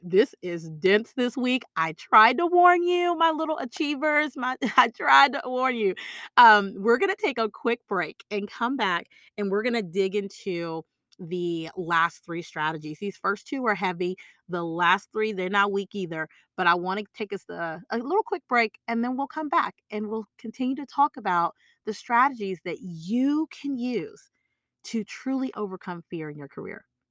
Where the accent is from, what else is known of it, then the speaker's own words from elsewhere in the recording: Texas, United States; I'm from Texas